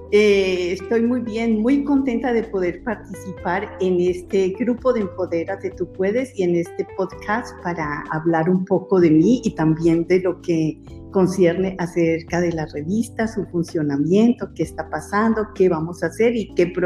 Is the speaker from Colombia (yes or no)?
yes; Colombia; moved away as an adult; now in Netherlands; quiero contarles que soy colombiana y resido hace más o menos 30 años en este hermoso país. Bueno, ya perdí la cuenta, pero em, para mí fue muy difícil dejar mi país.